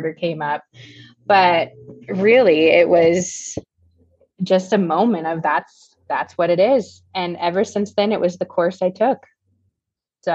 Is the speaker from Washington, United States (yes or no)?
yes; Seattle, Washington, United States; I'm from the Seattle area.